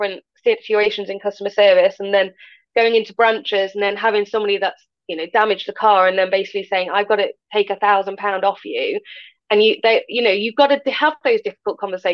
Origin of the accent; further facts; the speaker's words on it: Peak District, East Midlands, United Kingdom; I grew up in the Peak District